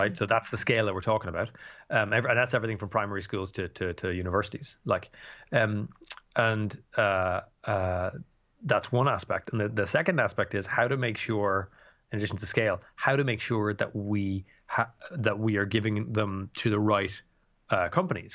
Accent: Dublin, Leinster, Ireland; I'm from Dublin

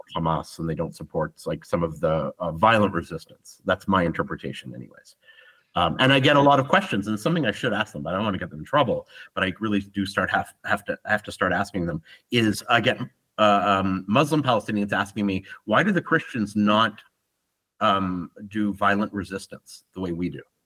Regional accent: Ottawa, Ontario, Canada; moved away as an adult; also born or lived in Israel; now in Tel Aviv, Israel; I'm Canadian. I'm Jewish. Um, never really believed in much to do with Judaism. I'm an atheist, but involved a little bit in the Jewish community in in Ottawa.

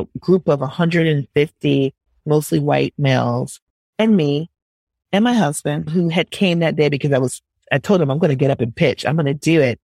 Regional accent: Minneapolis, Minnesota, United States; also born or lived in Milwaukee, Wisconsin; I grew up in Minneapolis, Minnesota

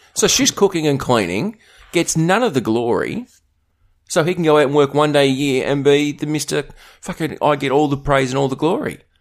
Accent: Australia; being Australian

